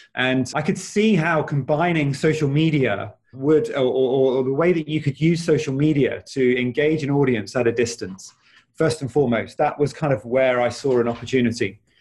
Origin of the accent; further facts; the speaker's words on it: United Kingdom; also born or lived in Australia; I was born in the UK